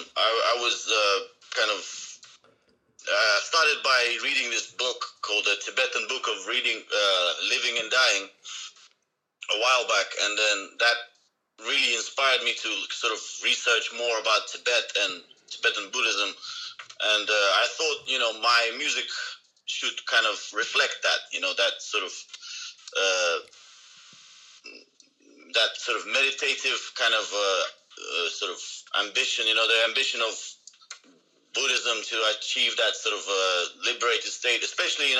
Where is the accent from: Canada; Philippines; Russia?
Russia; moved away as an adult; now in Japan; I'm from Russia.